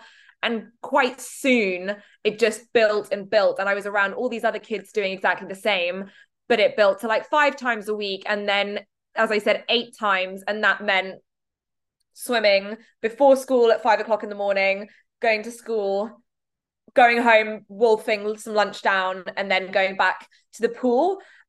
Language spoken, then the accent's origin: English; Dubai, United Arab Emirates; I grew up in the Middle East in Dubai